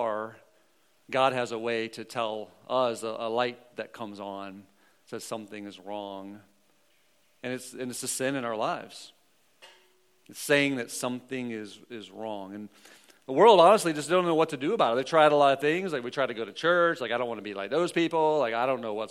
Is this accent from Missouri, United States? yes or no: yes; Missouri, United States; I'm from the Show Me State.